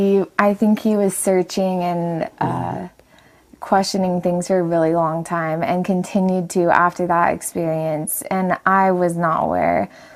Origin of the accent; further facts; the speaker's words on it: Huntington Beach, California, United States; I'm from Huntington Beach, California. {S1} Okay. {S2} And I've always lived there.